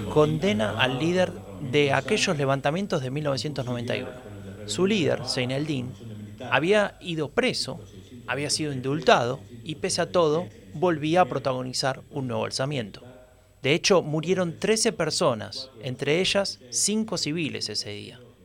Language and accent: Spanish; Buenos Aires, Argentina; Nací en 1983, en Buenos Aires